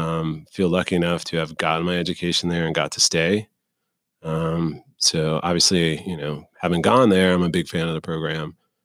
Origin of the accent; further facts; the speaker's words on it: Clearwater, Florida, United States; So, the formative years, as you like to call them, were in Clearwater, Florida.